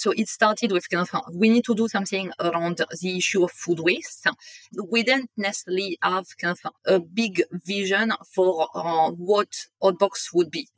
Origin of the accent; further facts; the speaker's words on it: north of France, France; English is a second language; moved away as an adult; now in London, United Kingdom; I'm originally from France and I grew up in the north of France